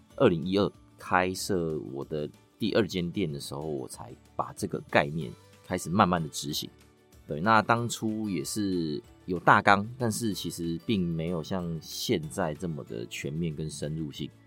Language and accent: Chinese; Taiwan; 我们其实台湾人也蛮爱吃牛肚的